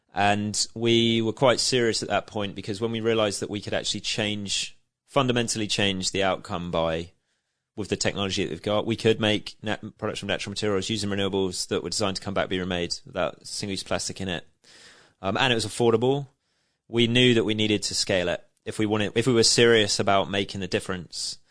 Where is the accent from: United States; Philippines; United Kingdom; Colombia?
United Kingdom; Shanklin, South East England; I'm nineteen and I'm from Shanklin